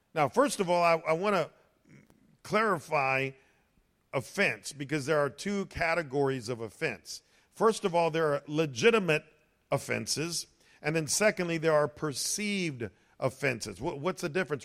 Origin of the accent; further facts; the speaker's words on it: United States; As Americans